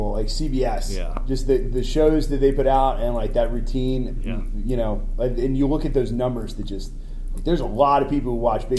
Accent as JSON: {"language": "English", "town": "Richmond", "region": "Virginia", "country": "United States", "tie": "born or raised there", "said": "growing up in Richmond, Virginia"}